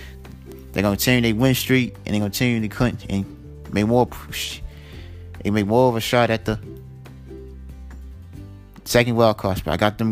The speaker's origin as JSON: {"language": "English", "town": "Chicago", "region": "Illinois", "country": "United States", "said": "You know, I'm a Cubs fan. You know, I'm from Chicago."}